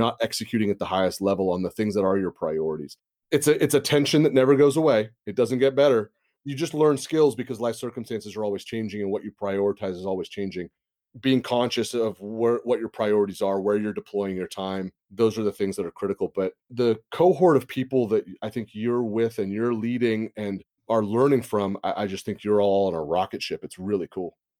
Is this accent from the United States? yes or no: yes; Santa Rosa area, California, United States; I live in my hometown. I live where I grew up. The Tubbs Fire of twenty seventeen have burned half my high school.